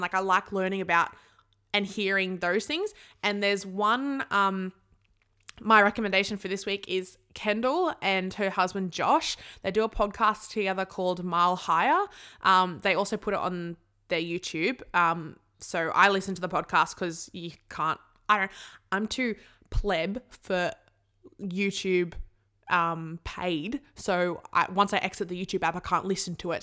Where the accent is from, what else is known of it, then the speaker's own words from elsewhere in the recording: Sydney, New South Wales, Australia; I'm from Sydney